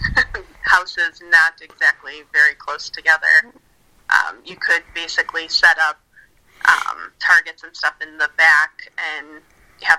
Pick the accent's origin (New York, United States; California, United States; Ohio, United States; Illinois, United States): Illinois, United States; just outside of Chicago; also born or lived in Colorado / Tennessee; Born and raised just outside of Chicago